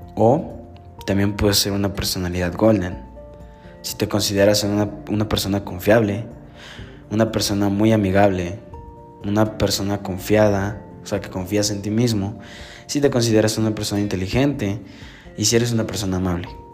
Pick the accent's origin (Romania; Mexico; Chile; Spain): Mexico; Puebla; Soy del estado de Puebla